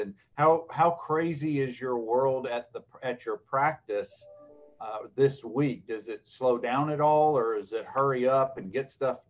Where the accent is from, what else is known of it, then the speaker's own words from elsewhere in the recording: Dothan, Alabama, United States; I grew up in Dothan, and our dad, David and me and Rob, the three boys, our dad practiced law for almost 50 years or right at 50 years in Dothan